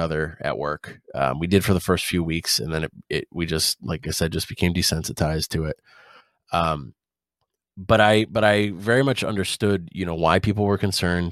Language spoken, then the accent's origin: English; United States; as an American